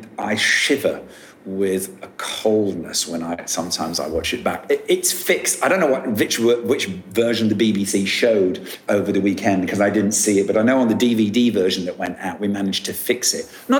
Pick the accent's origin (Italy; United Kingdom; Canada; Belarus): United Kingdom; I'm a Brit.